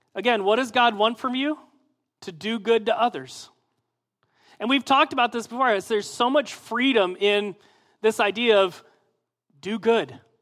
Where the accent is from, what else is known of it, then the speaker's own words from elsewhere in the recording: Midwest, United States; I'm from the Midwest